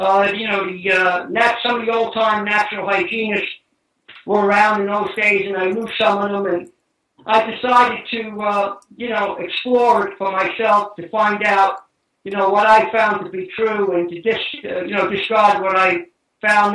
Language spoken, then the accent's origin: English; New York City, New York, United States; We were Italian immigrants, and we moved from New York City out into Staten Island